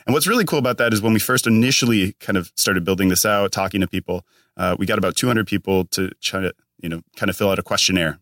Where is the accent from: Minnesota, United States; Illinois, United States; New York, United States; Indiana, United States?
Minnesota, United States; moved away as an adult; now in California, United States; I'm all the way from Minnesota